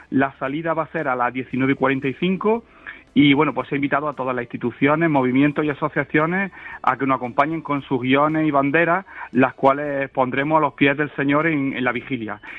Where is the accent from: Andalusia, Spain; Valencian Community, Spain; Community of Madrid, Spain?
Andalusia, Spain; Córdoba